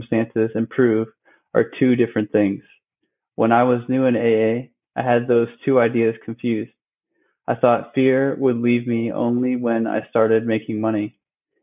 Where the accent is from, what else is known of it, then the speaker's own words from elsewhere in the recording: Alexandria, Virginia, United States; also born or lived in Brazil / Iowa; Currently reside in Centerville, Virginia. Yeah, I grew up in Alexandria, Virginia, and actually was born in Brazil, and lived in Iowa for a bit.